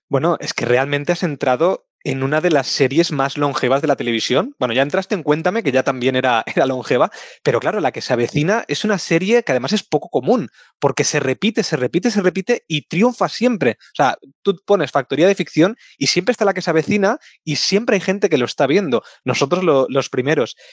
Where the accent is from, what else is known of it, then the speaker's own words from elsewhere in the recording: Barcelona, Catalonia, Spain; nosotros somos de Barcelona